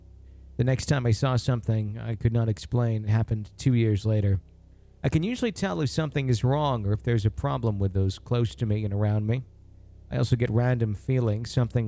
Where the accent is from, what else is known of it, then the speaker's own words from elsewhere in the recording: Ohio, United States; now in East Texas, United States; I'm from Northeast Ohio, southwest of Cleveland, actually, but I'm currently residing in East Texas, helping my grandmother restore her property after the passing of my grandfather.